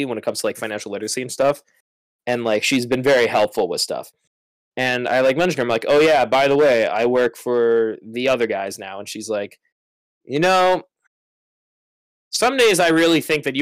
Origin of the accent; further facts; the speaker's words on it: Chicago, Illinois, United States; I'm from the North Side, and I was raised a Red Sox fan because my dad was from Boston.